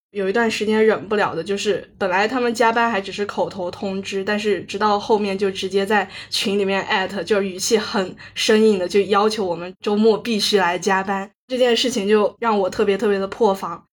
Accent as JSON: {"language": "Chinese", "town": "Kunming", "region": "Yunnan", "country": "China", "tie": "born or raised there", "said": "我是土生土长的云南昆明人嘛，从小学到高中的话，一直就是按部就班地读书，读书，读书。高考的话就考入了云南大学"}